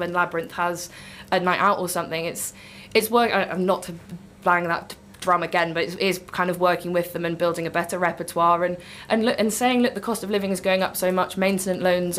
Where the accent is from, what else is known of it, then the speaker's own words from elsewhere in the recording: Newcastle upon Tyne, North East England, United Kingdom; moved away; I'm originally from Newcastle